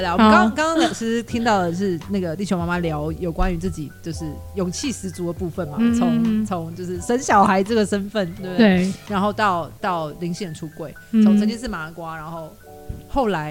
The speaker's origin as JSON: {"language": "Chinese", "region": "Tainan", "country": "Taiwan", "also_born_or_lived": "Taipei", "moved": "yes", "said": "我也是台南人。我爸是关庙人"}